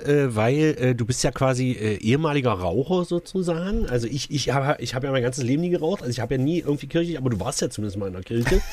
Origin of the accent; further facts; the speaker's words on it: Saxony-Anhalt, Germany; Bei uns in Sachsen-Anhalt, zumindest auch im Land